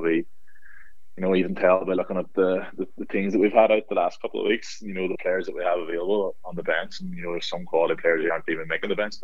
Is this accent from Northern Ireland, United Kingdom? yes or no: yes; Castlederg, Northern Ireland, United Kingdom; I'm from Castlegar originally, and that's Derghview, sort of the local team there. So I would have grew up following them